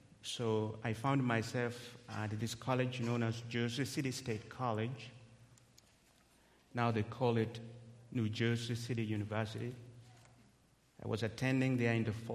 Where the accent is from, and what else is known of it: Kenya; English is a second language; moved away as an adult